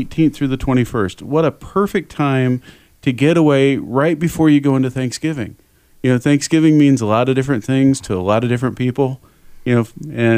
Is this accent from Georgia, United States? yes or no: no; Indiana, United States; now in North Carolina, United States; I grew up watching it as a kid in Indiana